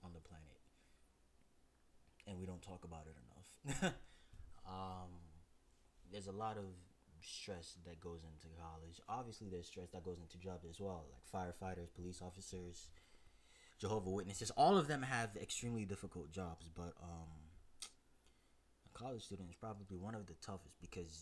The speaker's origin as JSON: {"language": "English", "town": "New York City", "region": "New York", "country": "United States", "tie": "born or raised there", "said": "Born and raised in Brooklyn"}